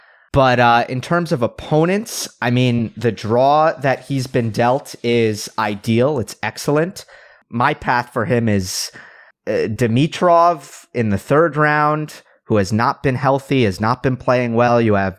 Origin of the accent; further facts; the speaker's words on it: Westchester, New York, United States; And I grew up in Westchester, New York, so just about 50-minute drive away from the Billie Jean King Tennis Center.